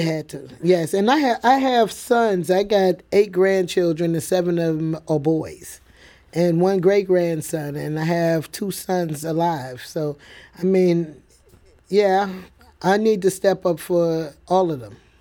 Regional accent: New York City, New York, United States; now in St. Louis, United States; I, I grew up in the Bronx

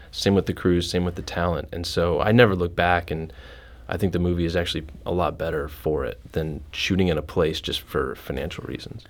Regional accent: Iowa, United States; also born or lived in Chicago / Los Angeles; now in St. Louis, United States; I'm originally from Iowa

